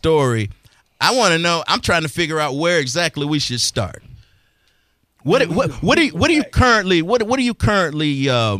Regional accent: Tallahassee, Florida, United States; also born or lived in Tampa, Florida / Fort Myers, Florida; I am a native Floridian. I was born in Tampa and reborn in Tampa, but I grew up in Tallahassee.

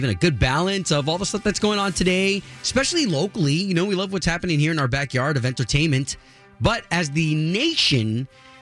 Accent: United States

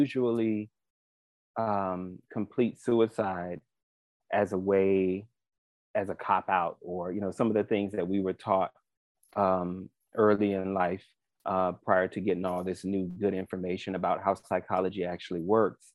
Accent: Miami, Florida, United States; I grew up here, right here in Miami, born and raised

